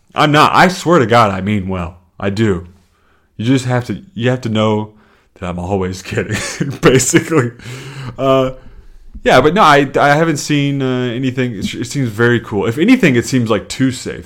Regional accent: the South, United States; now in Chicago, United States; I'm from the South

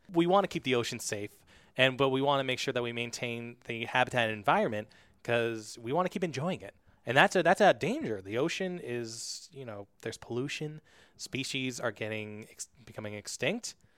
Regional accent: New Hampshire, United States; I'm from New Hampshire and, uh, you know, I go to the ocean sometimes, but I don't live by the ocean

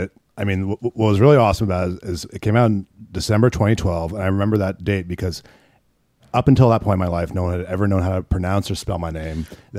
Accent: Northern California, United States; moved away; also born or lived in rural Illinois; I'm from Northern California. But I spent like half my childhood in Northern California, half in like rural Illinois, like town of like 1600, you know.

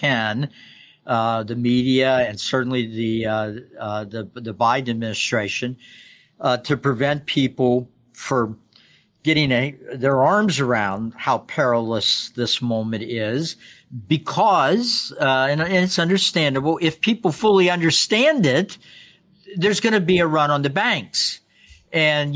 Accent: Kentucky, United States; I grew up in Kentucky

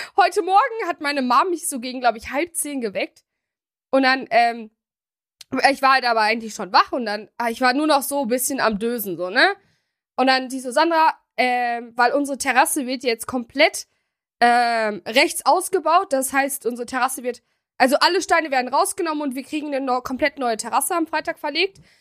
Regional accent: Germany; Wir sind ja auch in Deutschland geboren

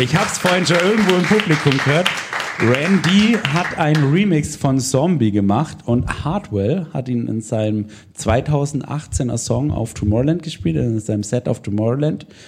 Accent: Swabia, Germany; moved away; ich komme ursprünglich aus der Gegend, wo der Kollege herkommt. Wir sind Schwaben, genau, wir sind Schwaben

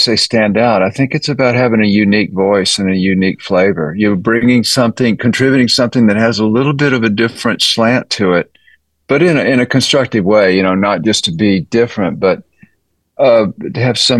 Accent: Austin, Texas, United States; You know, it was great because there was so much different styles of music that I just had a lot to draw from and learn from.

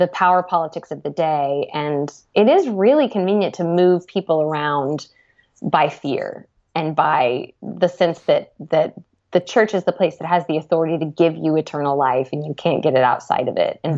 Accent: United States; me as an American

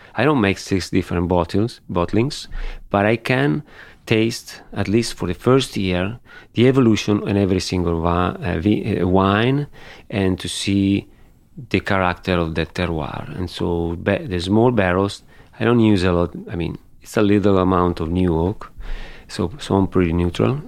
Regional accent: Barbaresco, Piedmont, Italy; also born or lived in Alba; I grew up in Barbaresco. I lived in Barbaresco

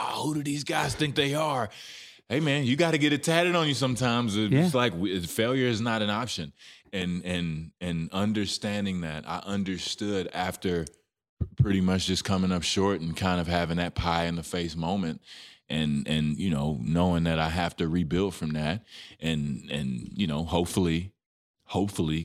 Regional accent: Dallas, Texas, United States; It's my hometown team

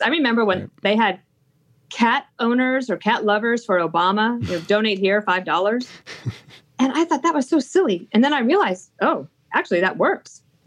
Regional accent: Wyoming, United States; i grew up in Wyoming

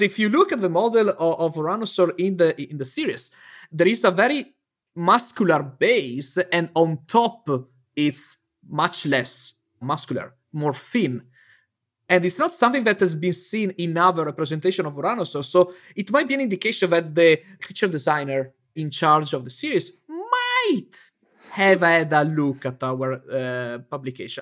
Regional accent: near Venice, Veneto, Italy; also born or lived in Bologna, Italy; my hometown that is near Venice

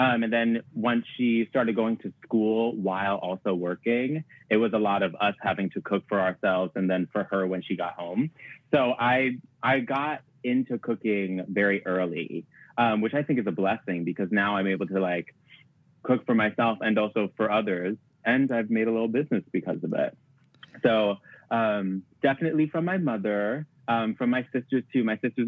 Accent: Staten Island, New York, United States; I'm from Staten Island, which is quite trash, so I don't really like to rep it.

